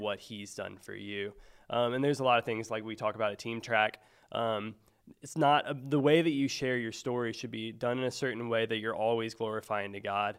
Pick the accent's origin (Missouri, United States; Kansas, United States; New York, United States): Missouri, United States; Mexico; now in Springfield, United States; I grew up in northern Missouri, um, so a place called Mexico, Missouri, um, uh, kind of outside of Columbia.